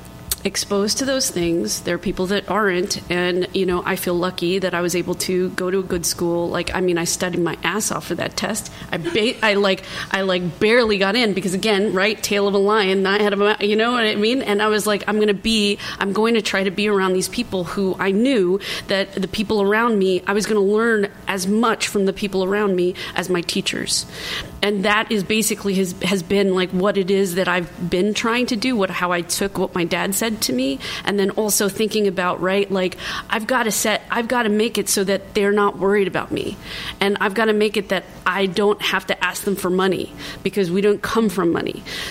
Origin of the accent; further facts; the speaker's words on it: New York, United States; I grew up in Inwood Heights in New York and in Dyckman, and there's a library there, and there were free puppet shows every week.